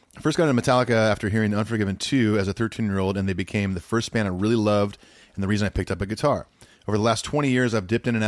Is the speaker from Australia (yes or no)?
yes; Australia; I'm Australian, so I've only been to see the band once, 2010 in Sydney